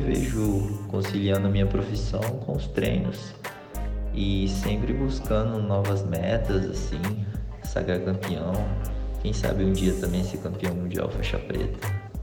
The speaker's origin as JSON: {"language": "Portuguese", "country": "Brazil", "tie": "born or raised there", "said": "eu me mudei para o Brasil de 3 para 4 anos, mais ou menos. Foi quando os meus pais decidiram voltar"}